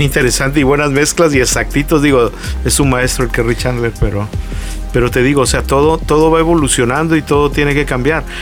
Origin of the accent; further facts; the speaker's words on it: Acapulco, Guerrero, Mexico; moved away as an adult; now in Tijuana, Mexico; yo soy originario de Acapulco, yo nací en Acapulco, pero llegué por azares del destino aquí por trabajo a Tijuana